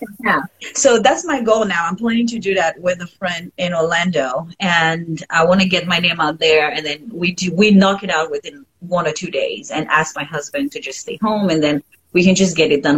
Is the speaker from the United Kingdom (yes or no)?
no; Haiti; first language French; English is a second language; moved away; i grew up in haiti so french is my first language